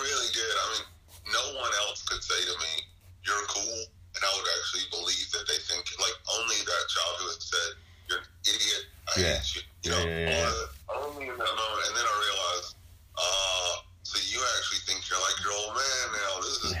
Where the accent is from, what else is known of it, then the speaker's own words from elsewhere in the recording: Memphis, Tennessee, United States; and I'm growing up in Memphis going, damn, if I had been around back then